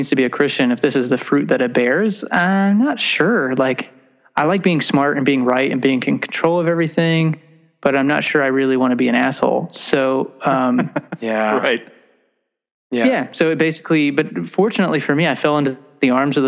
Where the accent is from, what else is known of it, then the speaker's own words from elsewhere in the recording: Amarillo, Texas, United States; I grew up in Amarillo, Texas.